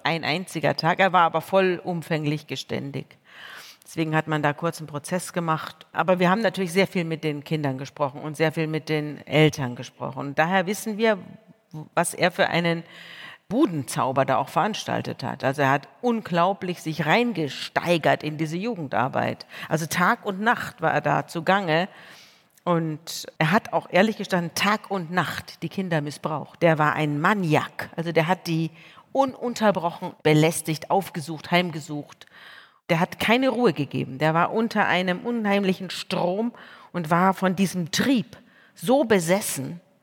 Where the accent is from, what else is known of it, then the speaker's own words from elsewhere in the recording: Munich, Bavaria, Germany; Ich komme von dort, ich komme aus München, ich bin aus einer Pfarrersfamilie